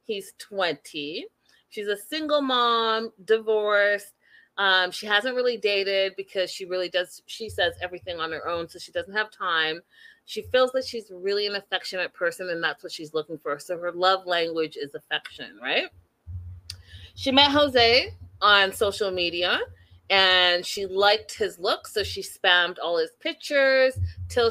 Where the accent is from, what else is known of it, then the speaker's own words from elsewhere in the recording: Canada; I am Canadian